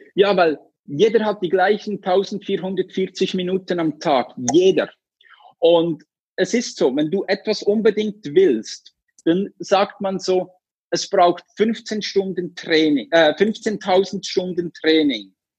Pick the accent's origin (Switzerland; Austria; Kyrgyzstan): Switzerland; ich komme aus der Schweiz.